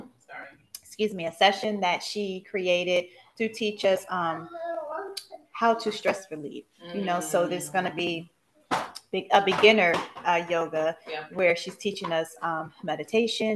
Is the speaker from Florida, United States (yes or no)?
no; Buffalo, New York, United States; now in Marietta, United States; Buffalo, New York, my hometown